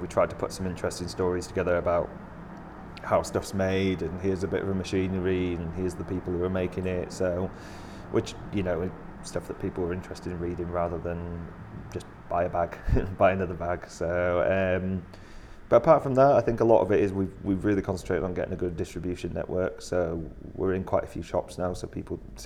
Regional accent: Bradford, Yorkshire and the Humber, United Kingdom; moved away as an adult; now in Leeds, United Kingdom; I'm from Bradford, which is city next door

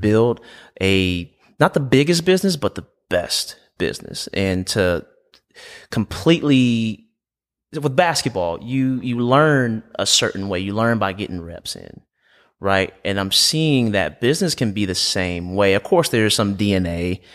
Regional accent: Aiken, South Carolina, United States; I'm from Aiken, South Carolina, about two hours from here

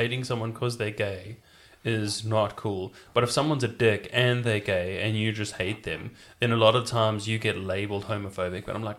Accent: South Africa; Yeah, it was pretty chilled. It was, you know what, it was like we were the same level as, like, you know, an ordinary working class Rockingham family, except there was just like a massive another class beneath us.

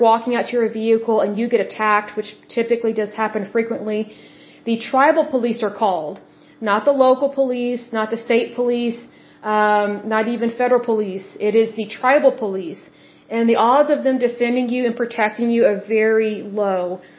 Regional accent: Oklahoma, United States; I am from Oklahoma and we do have some very beautiful state parks here

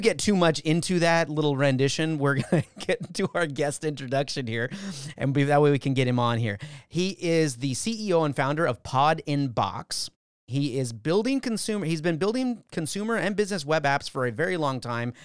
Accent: Valencia, California, United States; I'm from Valencia

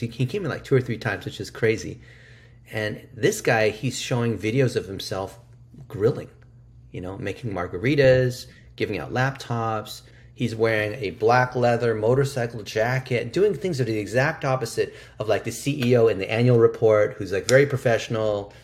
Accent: United States; English is a second language; I'm an American-born Chinese, which is what we call an A B C. I didn't speak English until I was six

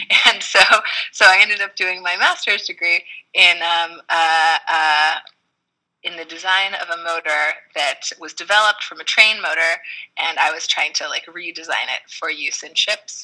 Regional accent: Tucson, Arizona, United States; moved away as an adult; also born or lived in Tokyo, Japan; I ended up going to school in my hometown

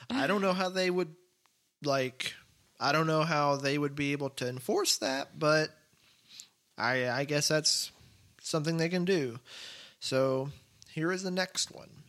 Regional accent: Texas, United States; I'm from Texas

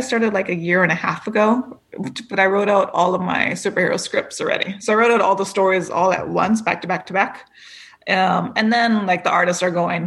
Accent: Los Angeles, California, United States; I am from East LA, from Boyle Heights

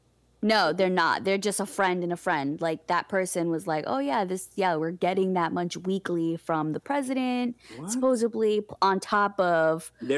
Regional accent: United States; also born or lived in Rhode Island / Massachusetts; I was raised in Rhode Island and Massachusetts at the same time due to my parents not being together.

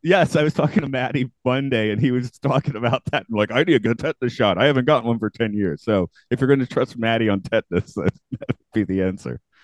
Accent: United States; I'm an American

